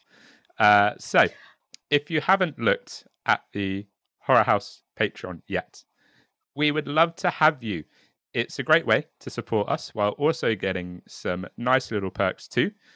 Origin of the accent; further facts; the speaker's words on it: United Kingdom; I am very much British, um, with a bit of French